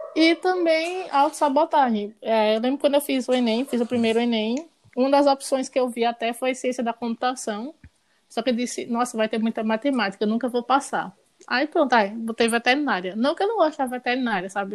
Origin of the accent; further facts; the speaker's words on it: Garanhuns, Pernambuco, Brazil; moved away as an adult; now in Recife, Brazil; Nasci em Garanhões. É, me formei em, em, medicina veterinária lá. Aí depois mudei para Recife